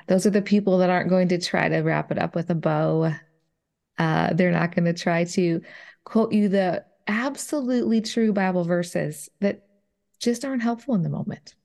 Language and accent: English; Minnesota, United States; moved away as an adult; now in Nashville area, Tennessee, United States; I grew up in Minnesota. I was there, uh, you know, for the first thirty some years of my life